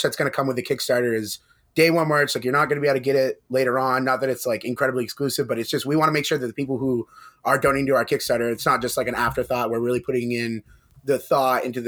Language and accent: English; Maine, United States; we're from Maine. Everybody here works hard